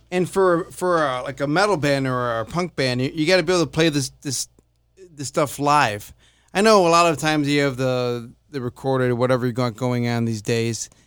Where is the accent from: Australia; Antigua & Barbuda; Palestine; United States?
United States; Chicago, Illinois; I'm from Chicago